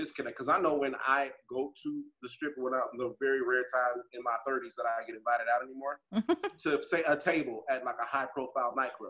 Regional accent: Las Vegas, Nevada, United States; I'm from here.

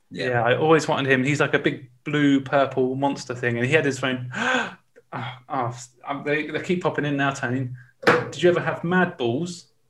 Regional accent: Winchester, South East England, United Kingdom; I'm from Winchester.

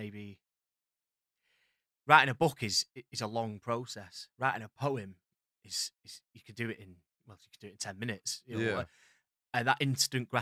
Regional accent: Blackpool, North West England, United Kingdom; accent: Blackpool; I am from Blackpool.

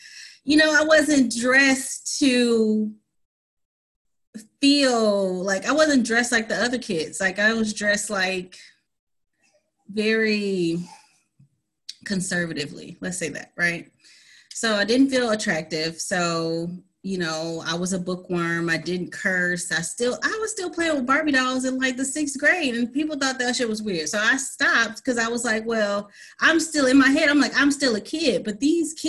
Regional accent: College Park, Georgia, United States; also born or lived in New York; I grew up in College Park, Georgia

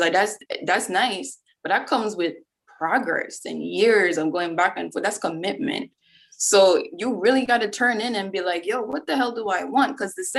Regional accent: Jamaica; moved away as an adult; I'm from Jamaica

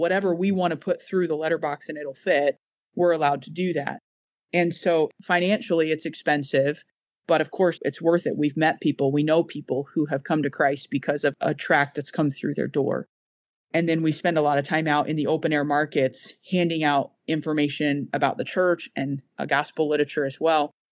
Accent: United States; moved away as an adult; now in Boston, United Kingdom; I am one

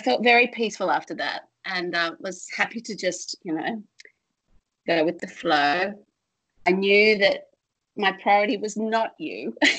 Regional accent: Australia; from Australia

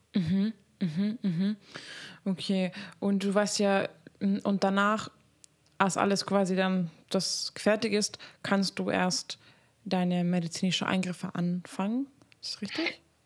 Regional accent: Hungary; moved away; ich komme aus Ungarn ursprünglich

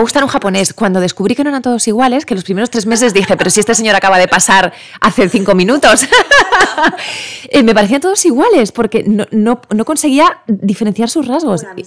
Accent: Spain; also born or lived in Japan; somos españoles

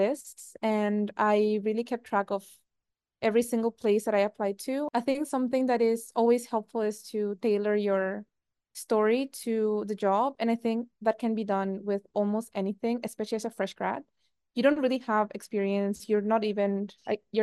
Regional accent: Paraguay; moved away; also born or lived in Singapore; I am from Paraguay

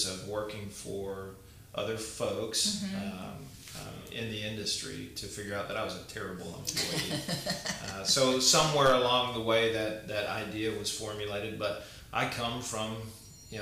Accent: Guthrie, Oklahoma, United States; I was born and raised here in Guthrie

